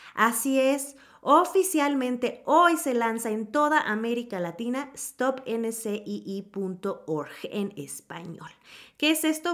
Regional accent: Mexico; como decimos aquí en México

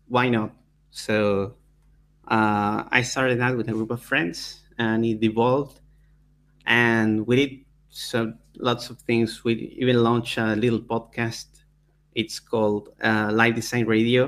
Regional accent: Argentina; I'm from Argentina

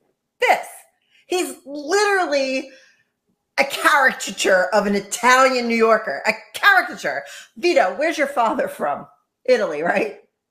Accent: Ireland; You're not forced to eat pasta either, just as I'm not forced to eat potatoes because I'm Irish.

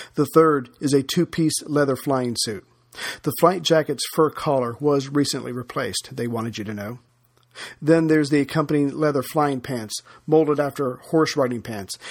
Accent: United States; as an American

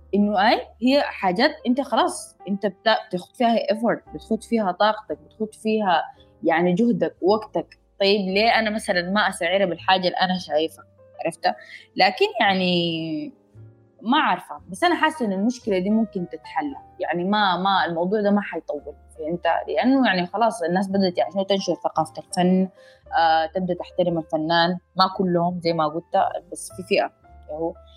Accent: Sudan; انا سودانيه

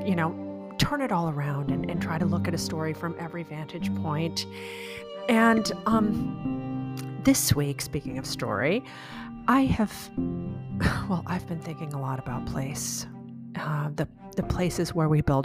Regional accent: Chicago, Illinois, United States; moved away as an adult; also born or lived in central Virginia; now in Virginia, United States; I grew up outside of Chicago, and where I live now, I live in central Virginia in a semi-rural

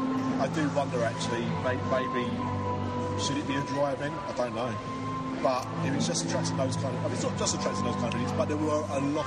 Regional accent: London, United Kingdom; accent: Cockney; because I'm a Cockney wide boy.

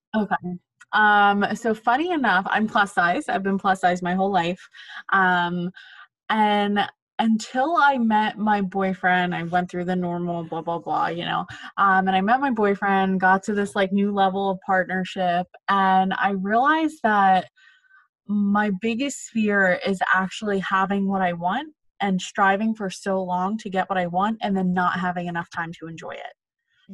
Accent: Philadelphia, Pennsylvania, United States; moved away as an adult; now in New York City, United States; originally from Philadelphia, Pennsylvania. I moved to New York City the day after I graduated college.

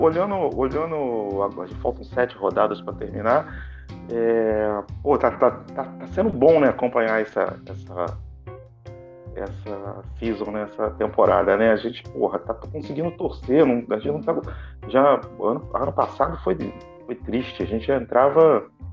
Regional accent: Brazil; eu sou brasileiro

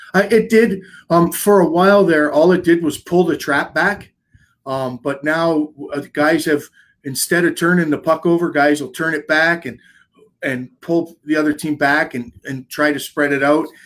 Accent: Canada; as a Canadian, no matter what, growing up, it's in your blood

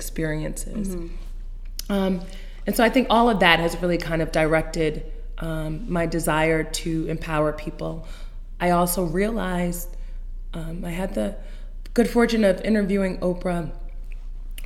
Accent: outside of Newark, New Jersey, United States; I was born in Newark, New Jersey, raised outside of Newark, New Jersey

